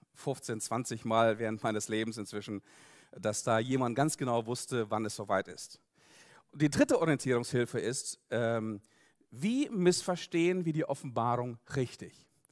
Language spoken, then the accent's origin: German; Siberia, Russia; now in Germany; ich komme selber aus Russland, bin dort geboren worden in Sibirien, bin dort aufgewachsen